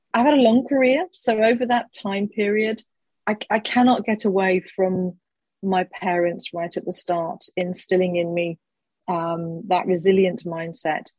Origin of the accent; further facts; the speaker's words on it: United Kingdom; being a Brit